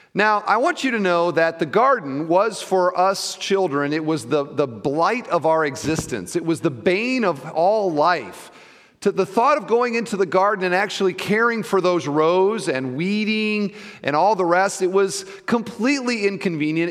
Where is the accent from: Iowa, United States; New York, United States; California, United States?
Iowa, United States; now in Indiana, United States; I grew up in Iowa